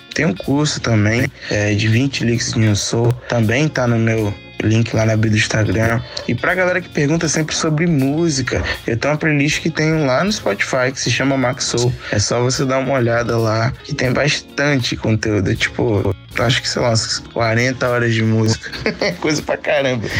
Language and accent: Portuguese; Angra dos Reis, Rio de Janeiro, Brazil; also born or lived in Salvador, Bahia / Camaçari, Bahia; os meus oito anos, eu vim pra Angra, onde eu moro atualmente